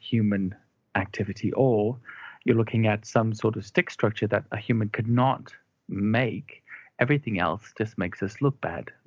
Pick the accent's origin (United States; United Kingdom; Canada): United Kingdom; us as the British people who've lived around it.